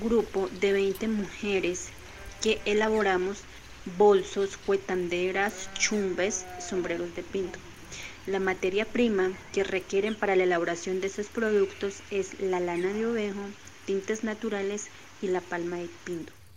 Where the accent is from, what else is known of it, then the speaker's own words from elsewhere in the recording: Páez, Cauca, Colombia; soy del departamento del Cauca, municipio de Paez, hago parte del pueblo Nasa